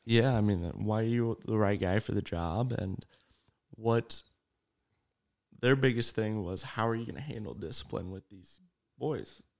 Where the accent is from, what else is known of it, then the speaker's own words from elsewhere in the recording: Shellsburg, Iowa, United States; also born or lived in Vinton, Iowa; I'm actually from Shellsburg